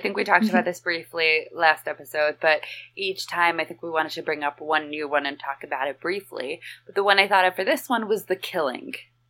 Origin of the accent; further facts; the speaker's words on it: Central Oregon, United States; I'm from Central Oregon